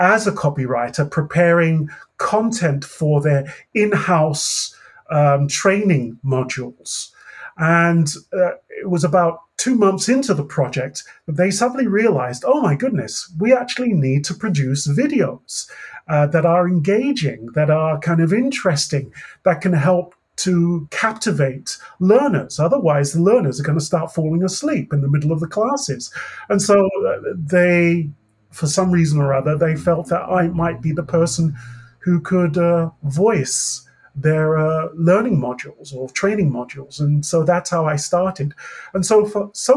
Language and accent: English; England, United Kingdom; accent: British; now in Canada; I'm originally from England. However, I've lived in Canada for a good 3 or 4 decades now